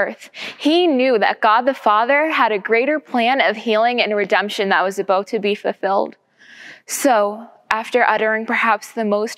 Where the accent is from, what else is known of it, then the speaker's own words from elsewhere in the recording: Everett, United States; I grew up in Everett and attended Calvary Christian Church in Linfield